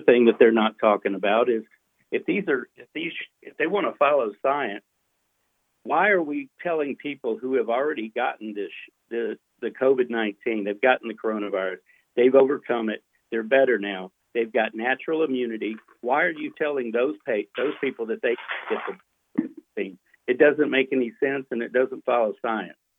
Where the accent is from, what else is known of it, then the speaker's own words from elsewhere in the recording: Texas, United States; moved away as an adult; now in Tupelo, United States; I'm from Texas. Grew up in Texas, and uh, and went to college and medical school in Texas.